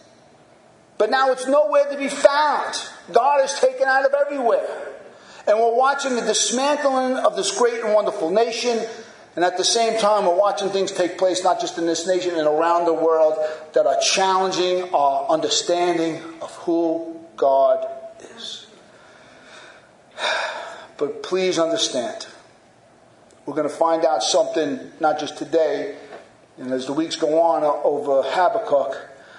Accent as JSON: {"language": "English", "country": "United States", "said": "As American Christians"}